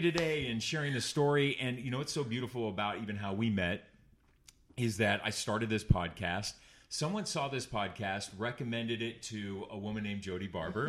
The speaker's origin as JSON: {"language": "English", "area": "Orange County", "region": "California", "country": "United States", "tie": "born or raised there", "said": "it's my hometown"}